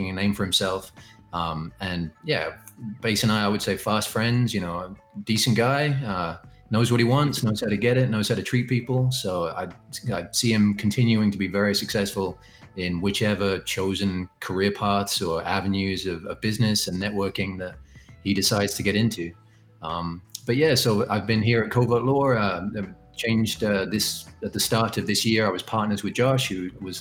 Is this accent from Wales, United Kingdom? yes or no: no; Canterbury, South East England, United Kingdom; moved away as an adult; now in Michigan, United States; I originally am from England. I grew up in Canterbury, which is a town in the southeast of England